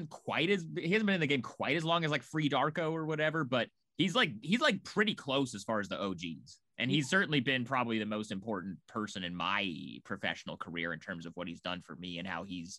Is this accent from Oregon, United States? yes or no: yes; Portland, Oregon, United States; moved away as an adult; also born or lived in Eugene, Oregon; I'm from Portland. I went to school in Eugene at University of Oregon